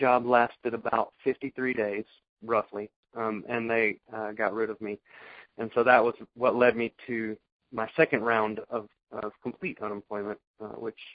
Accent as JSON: {"language": "English", "region": "the South", "country": "United States", "accent": "southern", "said": "my southern accent"}